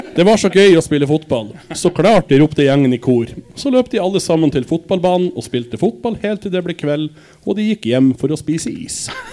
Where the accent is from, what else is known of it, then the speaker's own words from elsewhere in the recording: Denmark; moved away; jeg er dansk